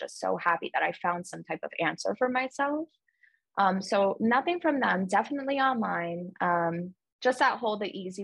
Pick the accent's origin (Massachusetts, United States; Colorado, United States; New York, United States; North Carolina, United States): New York, United States; moved away as an adult; also born or lived in Mississippi; now in Washington, D.C., United States; so I'm from New York, but I'm from like a small town right outside of the city. So when you grow up in a small town